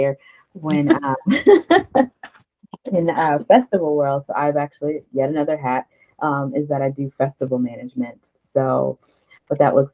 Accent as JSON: {"language": "English", "area": "right outside of New Orleans", "region": "Louisiana", "country": "United States", "moved": "as an adult", "lives_now": "Las Vegas, United States", "said": "So I am originally from Louisiana, right outside of New Orleans, but I actually live in Las Vegas"}